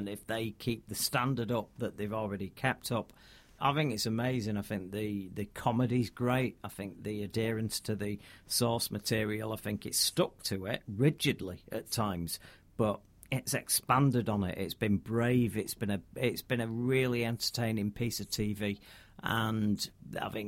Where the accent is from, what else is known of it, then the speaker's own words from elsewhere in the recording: Northern Britain, the north of England, United Kingdom; I'm very Northern British, me.